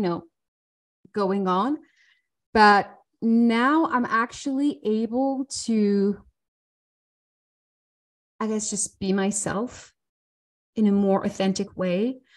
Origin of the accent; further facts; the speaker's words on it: France; now in Switzerland; I'm French and I live in Switzerland.